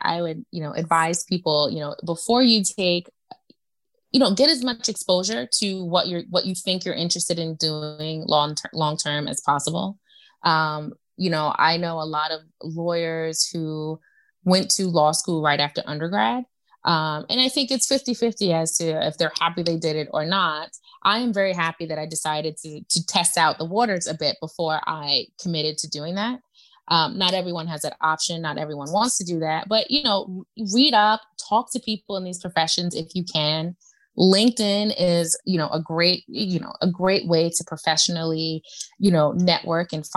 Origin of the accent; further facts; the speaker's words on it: New York, United States; I'm from New York